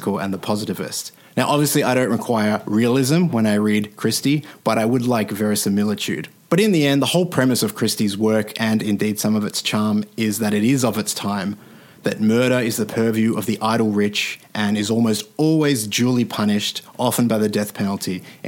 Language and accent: English; Australia; as an Australian